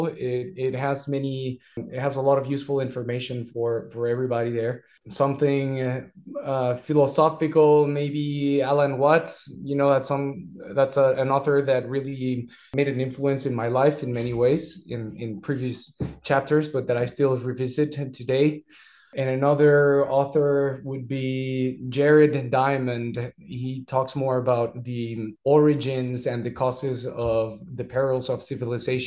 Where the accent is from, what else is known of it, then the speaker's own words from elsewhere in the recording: Mexico; English is a second language; also born or lived in United States / Scotland; now in France; I am from Mexico